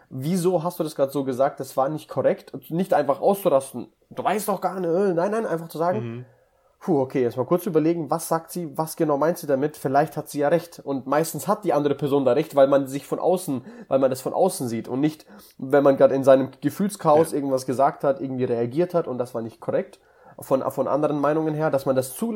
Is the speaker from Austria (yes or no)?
no; Russia; Also, ich komme aus Russland, wir Russen sind halt so.